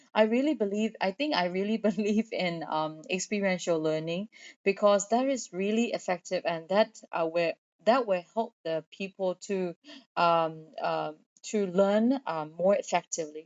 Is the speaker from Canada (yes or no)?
no; Myanmar; born or raised there